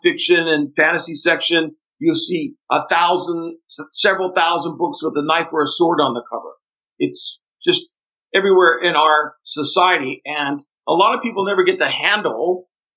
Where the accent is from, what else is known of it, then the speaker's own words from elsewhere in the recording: interior of northeastern Brazil, Northeast Brazil, Brazil; English is a second language; also born or lived in Fortaleza, Brazil; now in United States; I was born in Fortaleza, Brazil, and then we moved into the vast interior of northeastern Brazil, and we lived about 48 hours by jeep from the nearest big town and very remote areas.